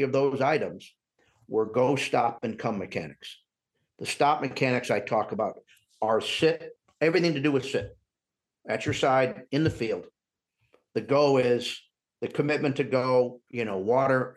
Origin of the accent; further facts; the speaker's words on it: Northern Indiana, United States; moved away; I grew up in Northern Indiana